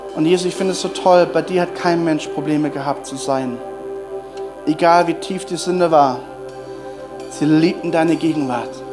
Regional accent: Germany; als Deutsche

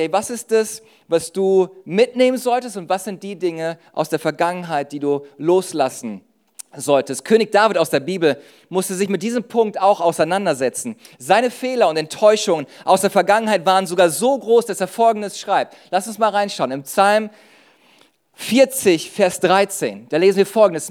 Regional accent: Düsseldorf, North Rhine-Westphalia, Germany; ich komme aus Düsseldorf

